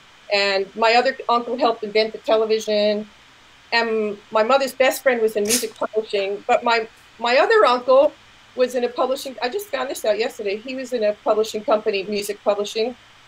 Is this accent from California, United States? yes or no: no; Hudson River Valley, New York, United States; I grew up in the Hudson River Valley. Hour north of New York, which is very trendy now, but at the time it was just country. It was not even suburbs, really. It was like farms and right at the base of the Catskill Mountains.